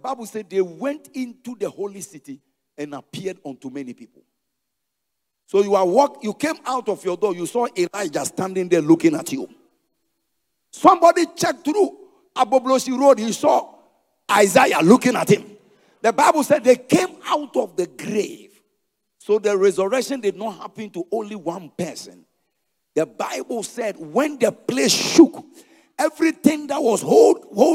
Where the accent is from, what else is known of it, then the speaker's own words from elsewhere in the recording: Ghana; I am a Ghanaian.